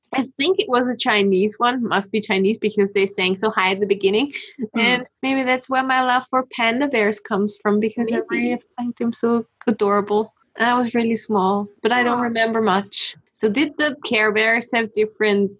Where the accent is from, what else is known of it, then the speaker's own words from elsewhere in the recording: Austria; I'm from Austria